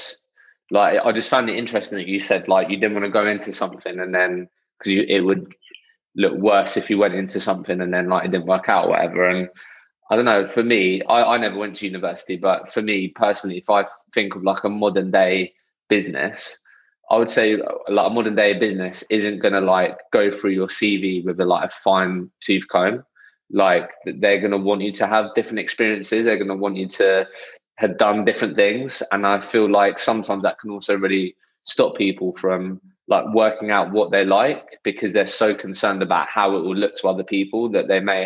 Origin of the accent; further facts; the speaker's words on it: Eastbourne, South East England, United Kingdom; I grew up in Eastbourne. It's quite a small town